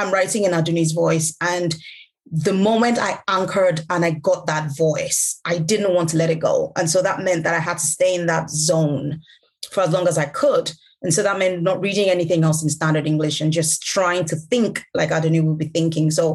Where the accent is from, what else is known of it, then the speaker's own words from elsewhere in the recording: Lagos, Nigeria; first language Yoruba; English is a second language; growing up in Lagos, in Nigeria